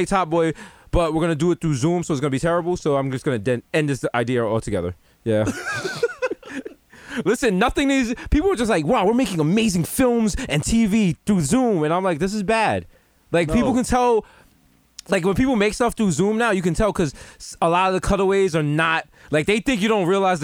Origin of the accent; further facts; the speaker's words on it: United States; I am an American